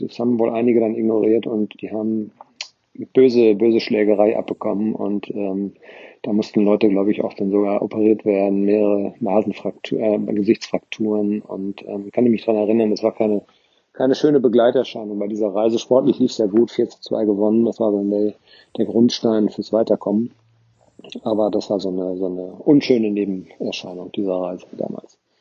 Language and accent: German; Ascheberg, North Rhine-Westphalia, Germany; now in Nordkirchen, Germany; jetzt von meiner Heimatgemeinde trennen